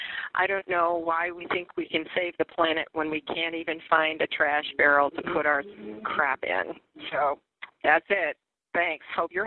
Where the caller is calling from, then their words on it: Goffstown, New Hampshire, United States; calling from Goffstown, New Hampshire, home of the Giant Pumpkin Regatta.